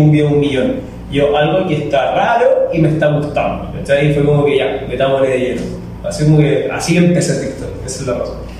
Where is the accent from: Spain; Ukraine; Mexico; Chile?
Chile; now in Ecuador; soy chileno